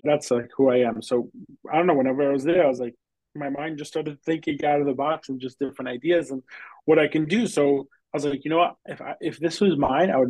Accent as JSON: {"language": "English", "area": "Long Island", "region": "New York", "country": "United States", "tie": "born or raised there", "said": "I am a New York guy. I grew up in Long Island"}